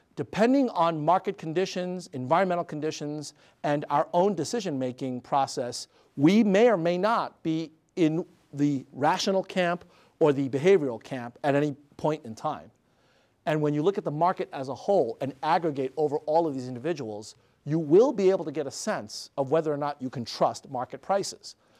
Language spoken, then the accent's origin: English; New York City, New York, United States; When I was six years old, growing up in Queens, New York